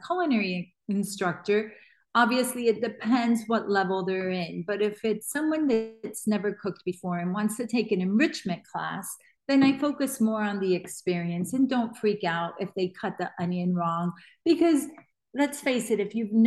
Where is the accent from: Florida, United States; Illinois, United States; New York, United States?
Florida, United States; Miami; I'm Cuban American. I was born in Miami, but my mom and dad are both from Cuba.